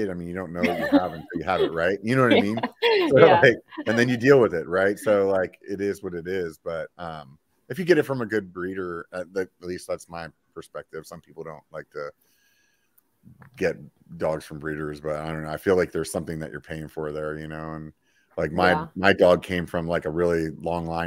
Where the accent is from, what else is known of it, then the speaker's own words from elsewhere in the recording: Pennsylvania, United States; now in California, United States; I grew up in Pennsylvania